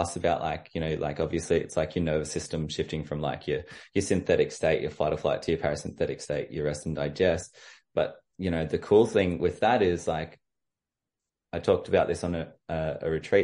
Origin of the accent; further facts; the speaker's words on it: Orange, New South Wales, Australia; I'm from Orange